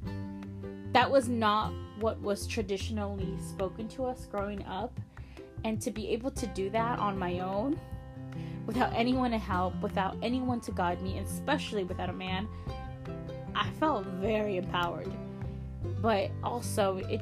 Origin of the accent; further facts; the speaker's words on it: El Salvador; also born or lived in Maryland, United States; now in United States; I was born in the United States, state of Maryland, and I was raised in the small country of El Salvador. I went to school there, I studied there for a few years, Then I came back.